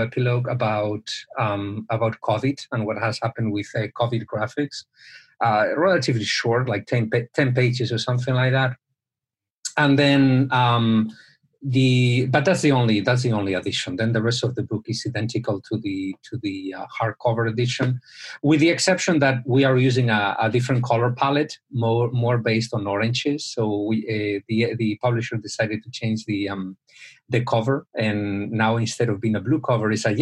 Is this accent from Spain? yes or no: yes; Spain; moved away; I'm originally from Spain